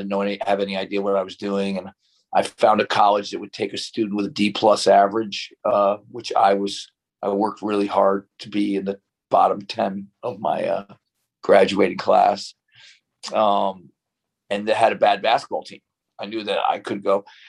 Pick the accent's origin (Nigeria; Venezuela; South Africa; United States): United States; Bennington, Vermont; now in Chicago area, United States; my hometown in Bennington, Vermont